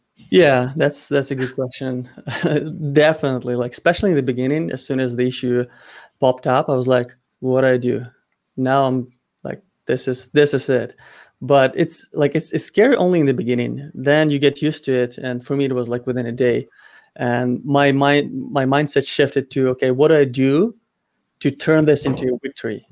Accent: Ukraine; moved away; my home country in Ukraine

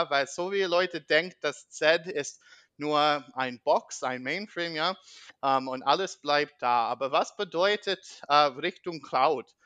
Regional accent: United States; German is a second language; ich bin …, uh, ich komme aus Amerika uh, und wie meine anderen Folgen, ich brauche ein bisschen Geduld mit meinem Deutsch.

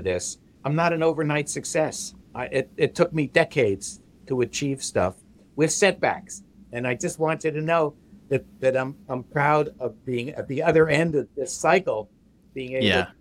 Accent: New Jersey, United States; I'm from New Jersey

